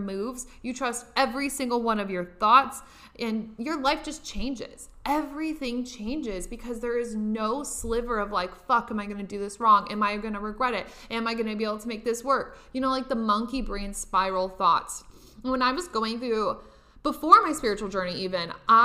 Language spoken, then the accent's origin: English; Nebraska, United States; now in Los Angeles, United States; I'm from Nebraska. I live in Los Angeles now